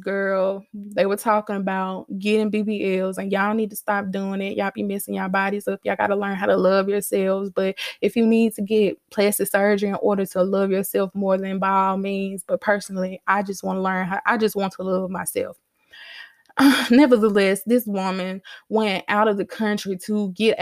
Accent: Starkville, Mississippi, United States; I grew up in Starkville

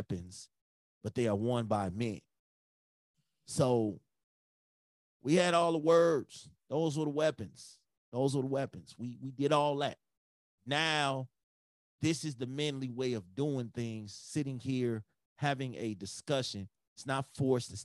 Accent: Chicago, Illinois, United States; I'm from Chicago.

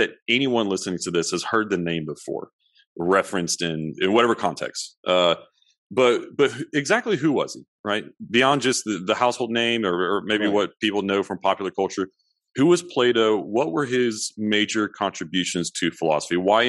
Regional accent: Beaumont, Texas, United States; I'm actually from Beaumont. I was born in Beaumont, Texas.

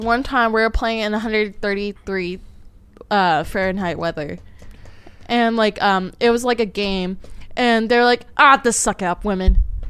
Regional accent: California, United States; I'm a Californian.

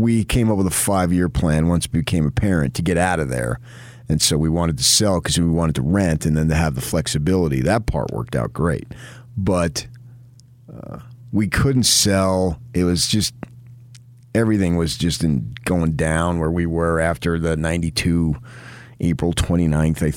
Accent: New Jersey, United States; now in Utah, United States; I was born in Jersey, not Utah

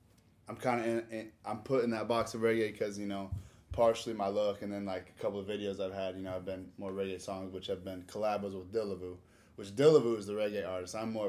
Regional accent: Nebraska, United States; moved away as an adult; now in Orlando, United States; I was born in Nebraska. I moved to Orlando when I was 18

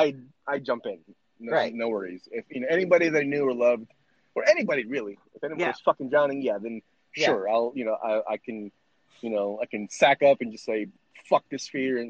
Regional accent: Philippines; Growing up in the Philippines

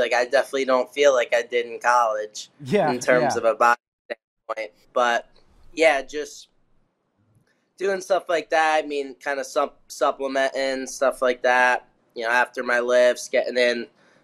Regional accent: New Jersey, United States; I was from Jersey.

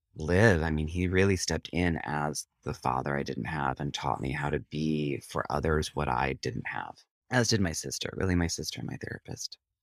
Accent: Prairie du Sac, Wisconsin, United States; moved away as an adult; also born or lived in Interlochen, Michigan; now in New York, United States; I grew up in Prairie du Sac, Wisconsin

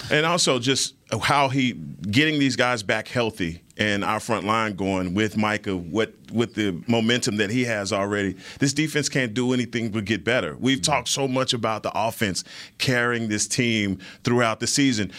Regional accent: North Carolina, United States; now in Florida, United States; I'm from originally from North Carolina

